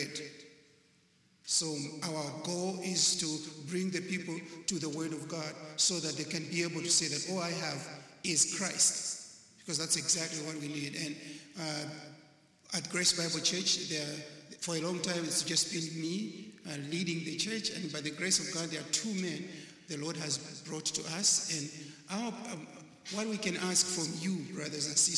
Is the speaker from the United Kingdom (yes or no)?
no; Malawi; I come from Malawi, not Maui. That's in Africa